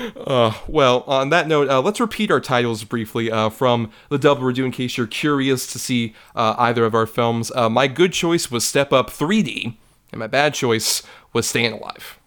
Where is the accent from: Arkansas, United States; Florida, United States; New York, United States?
Florida, United States; Tampa; born and raised in Tampa Bay